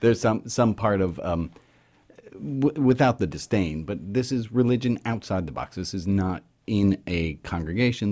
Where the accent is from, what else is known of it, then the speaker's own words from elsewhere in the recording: New York City, New York, United States; I grew up in New York City to a v, a progressive, liberal Jewish family.